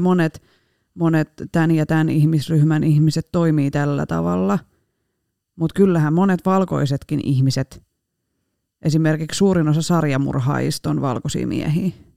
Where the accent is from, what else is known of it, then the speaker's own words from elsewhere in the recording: Rauma, Satakunta, Finland; accent: Rauma dialect; moved away; Paitsi murteeni puolesta Raumalta